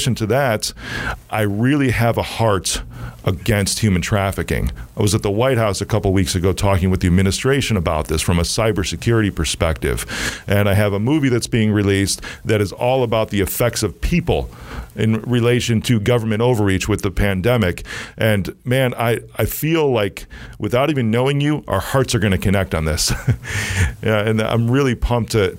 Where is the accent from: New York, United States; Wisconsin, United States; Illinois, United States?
Illinois, United States; Chicago; I'm from Chicago